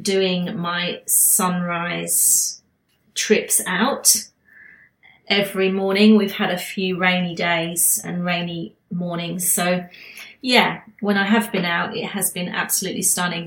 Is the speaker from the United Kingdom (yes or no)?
yes; United Kingdom; now in Queensland, Australia; being a Brit